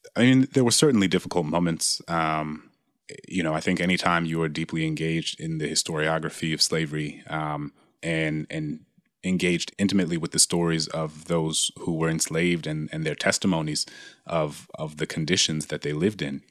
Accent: the South, United States; I grew up in the South

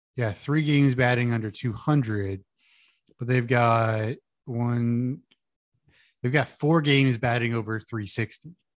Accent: Houston, Texas, United States; I grew up in Houston.

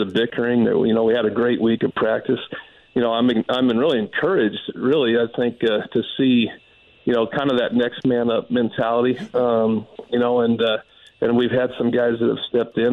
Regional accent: Denver, Colorado, United States; growing up in Denver, being a Denver Broncos fan

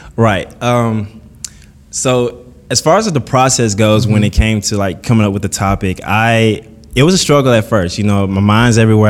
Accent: Columbus, Mississippi, United States; moved away; I was born and raised in Columbus, Mississippi

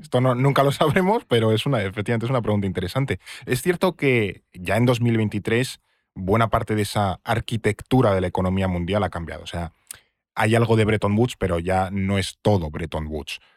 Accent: Spain

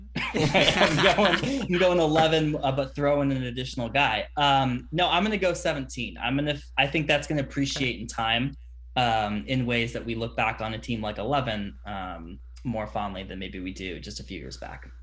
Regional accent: Bay Area, California, United States; I grew up in the Bay Area, um, about ten minute drive from the Stanford campus

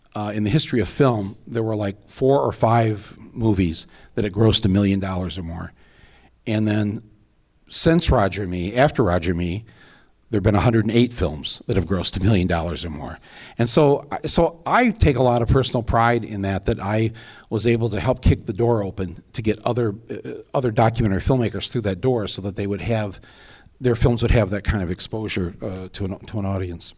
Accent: Flint, Michigan, United States; moved away as an adult; also born or lived in Washington, D.C.; I was nobody from Flint, Michigan.

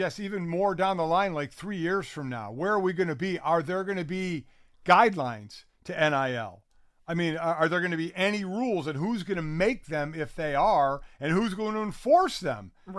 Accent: Cleveland, Ohio, United States; You know, I grew up in Cleveland, where we get 8,000-10,000 a game, and you get a lot of high recruits out of the Cleveland area.

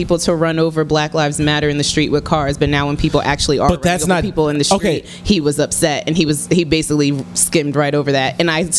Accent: Virginia, United States; moved away; I'm from Virginia.

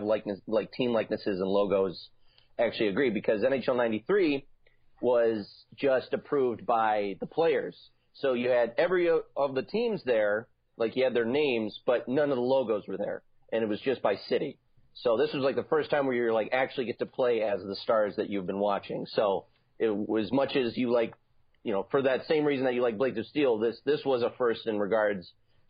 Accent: Chicago, Illinois, United States; born there; Now, I was born in Chicago, and the Blackhawks at that time were the team that I was introduced to this great game for.

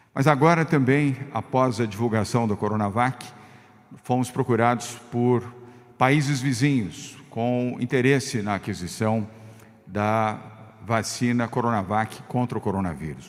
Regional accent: Brazil; como governador do estado de São Paulo e também como brasileiro

